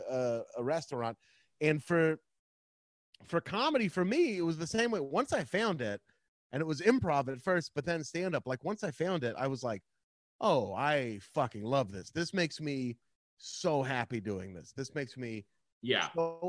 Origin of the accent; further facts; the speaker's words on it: Beaverton, Oregon, United States; also born or lived in Portland, Oregon; I grew up in Beaverton, but when I was in like my teens and 20s in Portland